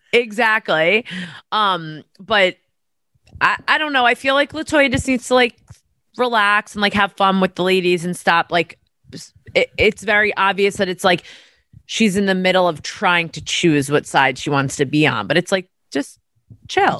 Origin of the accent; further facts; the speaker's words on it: New York, United States; I'm from New York